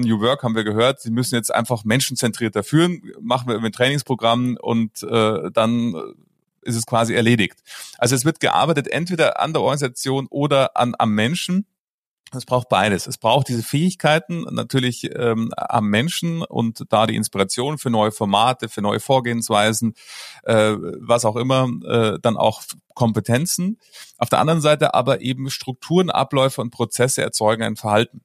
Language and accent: German; Munich, Bavaria, Germany; Also ich bin geboren im schönen München und ähm, somit äh, dort aufgewachsen und habe mein ganzes Leben bis auf das letzte Jahr, da bin ich nämlich in die Berge gezogen, äh, dort gelebt